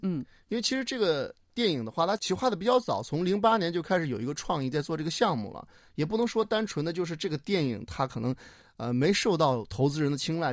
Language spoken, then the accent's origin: Chinese; Henan, China; also born or lived in Beijing; now in South Korea; 因为我老家是河南的